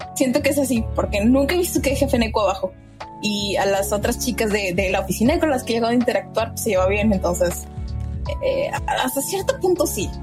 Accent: Mexico; yo soy mexicano

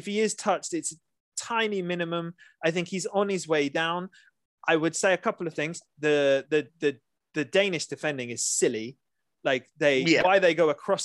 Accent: England, United Kingdom; us as the English

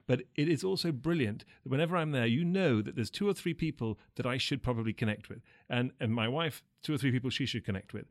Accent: England, United Kingdom; growing up, even as a young Sri, Sri Lankan English boy in England

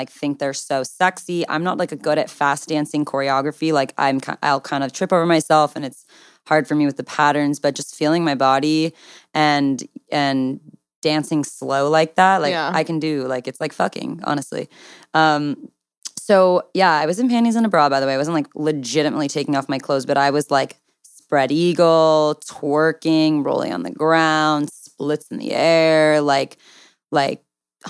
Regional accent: Southern California, United States; I'm from Southern California.

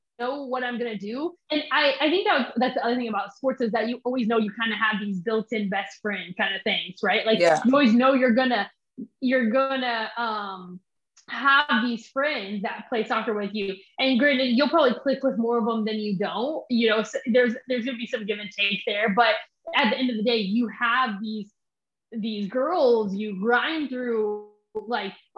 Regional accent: Derby, Kansas, United States; moved away as an adult; also born or lived in Mississippi; I grew up in Derby, Kansas

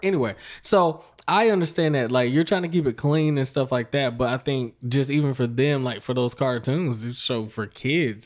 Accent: Fayetteville, North Carolina, United States; I grew up around Fayetteville, North Carolina, Fort Bragg Base.

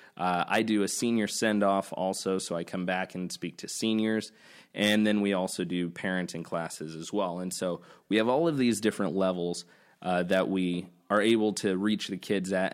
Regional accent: Nebraska, United States; I grew up in Nebraska

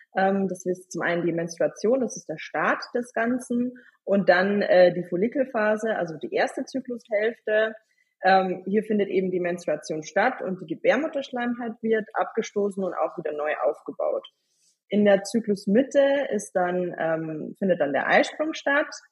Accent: Bavaria, Germany; ich komme aus Bayern

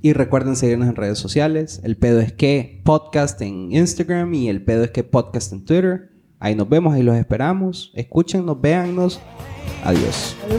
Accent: Honduras; aquí en Honduras

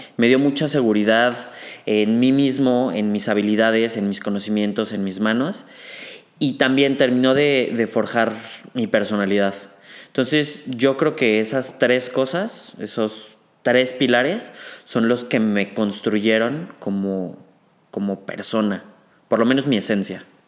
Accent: Mexico City, Mexico; also born or lived in Saltillo, Coahuila; yo nací en Saltillo, Coahuila, güey, me fui a vivir a la Ciudad de México a los dos años

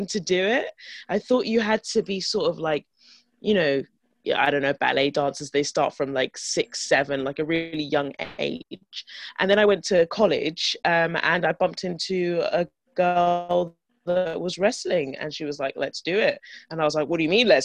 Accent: London, United Kingdom; grew up in London

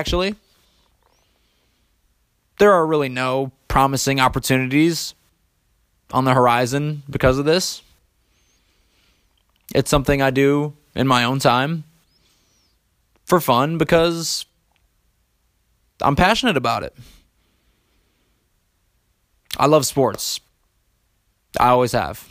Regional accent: East Lansing, Michigan, United States; growing up in Michigan

